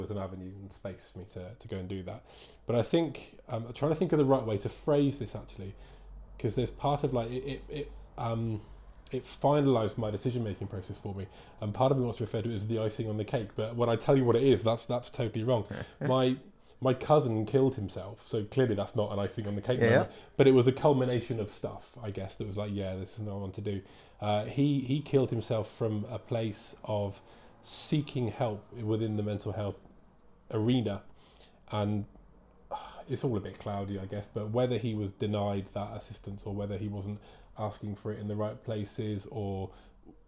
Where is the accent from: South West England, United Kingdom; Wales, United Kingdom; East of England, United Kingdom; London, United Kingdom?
South West England, United Kingdom; Plymouth; now in Wellington; I come from Plymouth down in Devon.